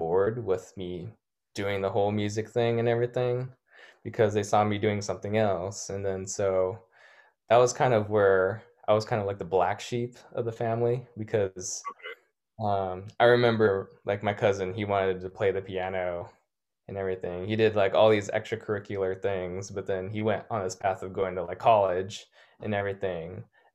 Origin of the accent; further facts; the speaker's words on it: National City, California, United States; I remember growing up in National City in South San Diego